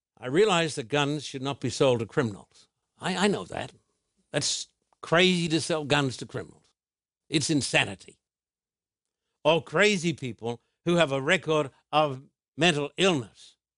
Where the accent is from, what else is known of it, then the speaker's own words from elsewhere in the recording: Australia; moved away; when I was a little boy growing up in Australia